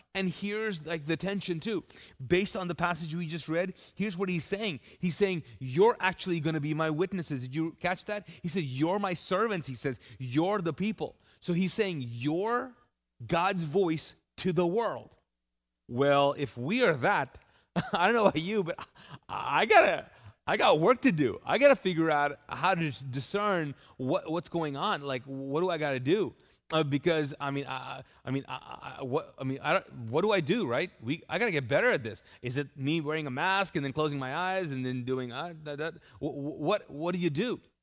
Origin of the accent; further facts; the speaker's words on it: Kuwait; now in Charlotte, United States; I lived in Kuwait. I grew up there